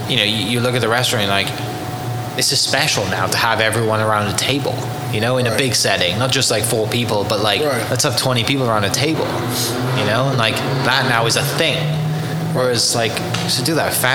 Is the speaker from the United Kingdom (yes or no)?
yes; England, United Kingdom; now in Oklahoma City, United States; me growing up in the UK, you know, you're eating with family, right?